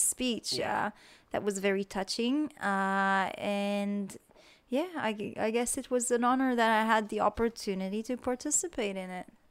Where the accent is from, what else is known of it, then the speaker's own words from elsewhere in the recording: Israel; moved away as an adult; also born or lived in Australia; when I came back to Israel from Australia